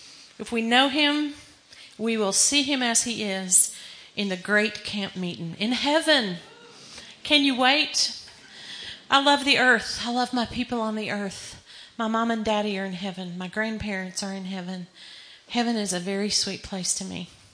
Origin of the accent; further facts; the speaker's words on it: Texas, United States; I'm a Texan.